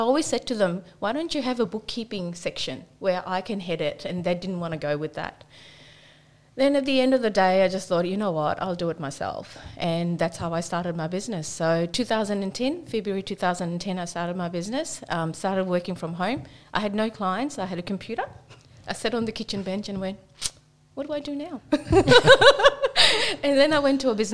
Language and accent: English; New Zealand; moved away as an adult; now in Australia; I'm from New Zealand